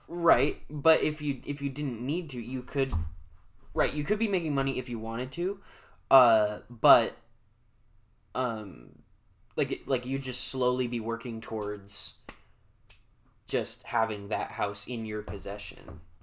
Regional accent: Salem, Monmouth, Oregon, United States; I was born in Salem and I came home and at that time my mom and dad lived at the Myers Towing Yard in Monmouth, Oregon.

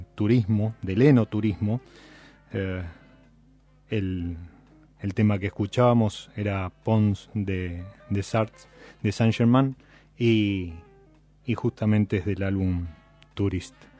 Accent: Buenos Aires, Argentina; los que somos de Buenos Aires

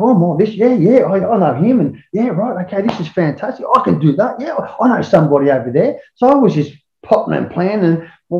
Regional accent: Sydney, New South Wales, Australia; And that's what our whole thing was like we grew up in that, you know what I mean?

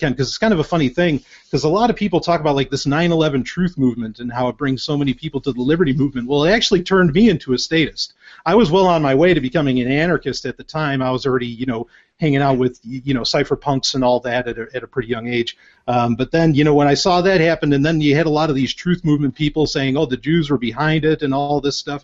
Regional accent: New York, United States; I grew up in New York.

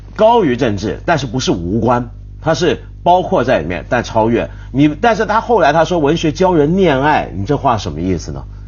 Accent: China; 我们中国人自己常说

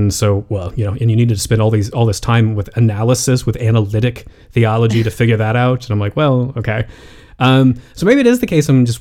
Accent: United States; as an American

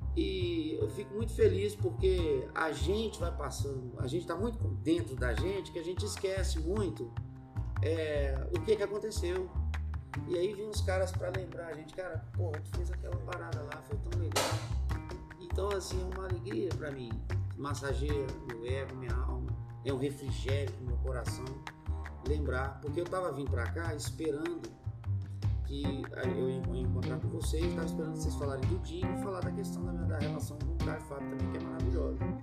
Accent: Belo Horizonte, Minas Gerais, Brazil; moved away; also born or lived in Brasília; sou de BH, nasci lá. E desde criança minha mãe sempre fomentou em mim a questão da vida artística

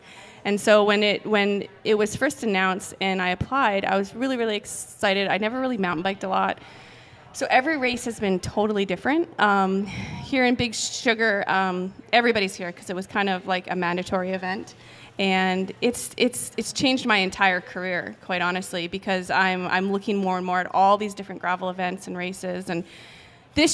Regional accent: Canada; moved away as an adult; also born or lived in United States; Before I left Canada, because I'm from Canada, I went to school

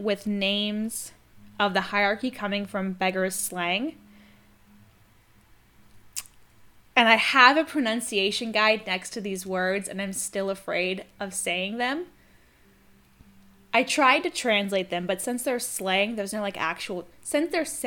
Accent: United States; I'm American

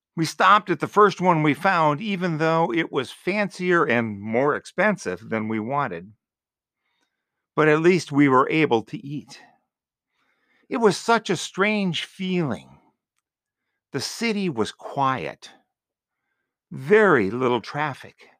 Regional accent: Green Bay, Wisconsin, United States; also born or lived in Marshfield, Wisconsin; growing up in Green Bay, there were a lot of businesses open on Sundays. Later, living in Marshfield

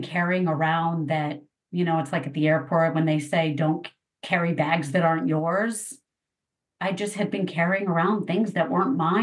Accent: East Coast, United States; I grew up on the East Coast

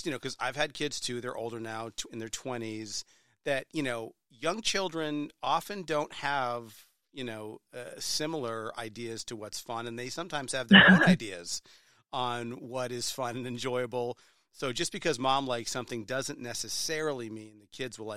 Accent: New Hampshire, United States; I was born and bred in New Hampshire. It's a great state. I still live there

